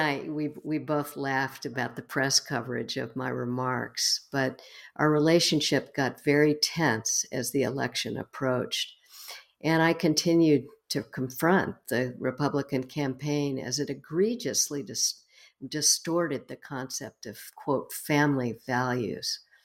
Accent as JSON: {"language": "English", "town": "Houston", "region": "Texas", "country": "United States", "tie": "born or raised there", "said": "I was born and raised in Houston, Texas"}